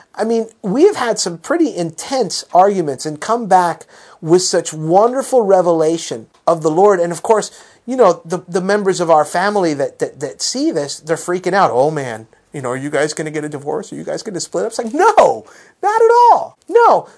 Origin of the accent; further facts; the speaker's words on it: South Florida, United States; growing up in South Florida